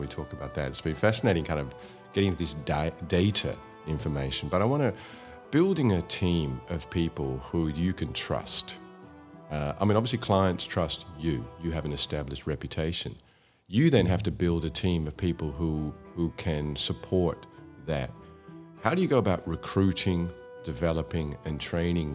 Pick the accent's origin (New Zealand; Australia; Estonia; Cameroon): Australia; also born or lived in Scotland; in Australia, where I grew up, from Scotland, but I grew up in Australia